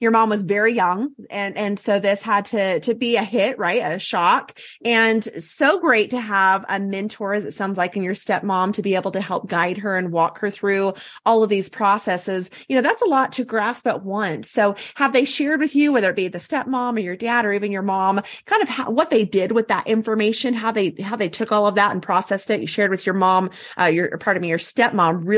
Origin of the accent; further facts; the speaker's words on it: Salt Lake City, Utah, United States; especially those right here in my hometown